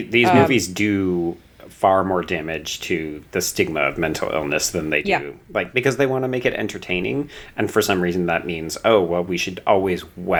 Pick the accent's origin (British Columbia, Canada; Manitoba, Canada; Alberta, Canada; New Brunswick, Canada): Alberta, Canada; Calgary; now in Toronto, Canada; So I grew up out west in Calgary, but I've lived in Ontario and more specifically Toronto for about the last 6 or 7 years.